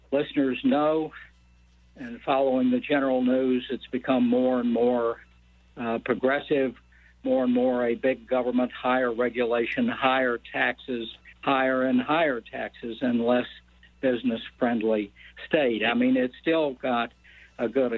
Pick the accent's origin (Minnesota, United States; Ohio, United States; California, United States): Ohio, United States; Toledo; moved away as an adult; also born or lived in Southwest Virginia / Northeast United States; now in Richmond, United States; growing up in Toledo, Ohio